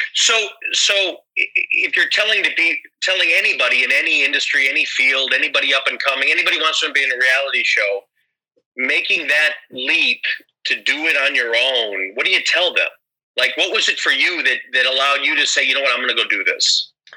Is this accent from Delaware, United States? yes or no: no; Chicago, Illinois, United States; I'm from uh, the U.S. I'm from Chicago